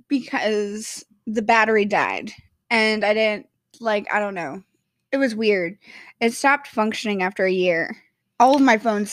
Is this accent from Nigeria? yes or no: no; Kansas City, United States; first language English; we're from the Kansas City area, which is Central Time.